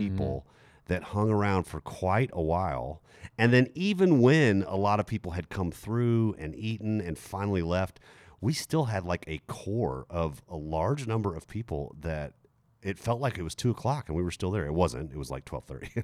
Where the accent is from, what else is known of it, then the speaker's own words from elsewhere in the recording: Germany; moved away; I grew up in Germany